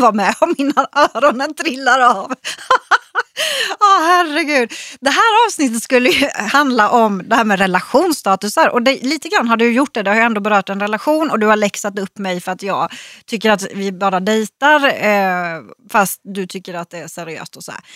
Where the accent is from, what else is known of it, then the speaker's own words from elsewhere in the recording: Växjö, Kronoberg County, Sweden; hemma i Växjö